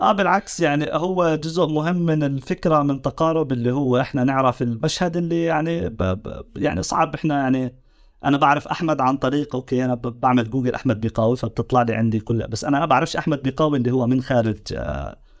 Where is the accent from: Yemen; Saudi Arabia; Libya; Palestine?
Palestine; Jericho, West Bank; now in Doha, Qatar; انا لاجئ فلسطيني عائلتي وانا سكننا في مخيم عقب الجبر للاجئين الفلسطينيين آه، هذا المخيم هو جاي جنوب غرب مدينه اريحه